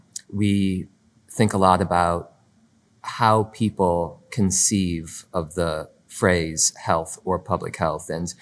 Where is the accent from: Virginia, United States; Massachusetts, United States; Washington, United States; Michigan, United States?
Michigan, United States